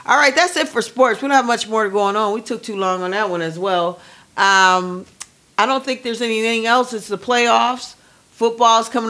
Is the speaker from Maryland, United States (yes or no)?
no; California, United States; this is my Cali coming out